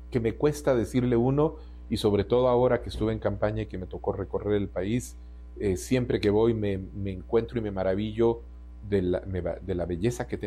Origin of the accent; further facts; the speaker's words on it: Uruguay; born there; yo nací en el Uruguay eh, durante el exilio de mis padres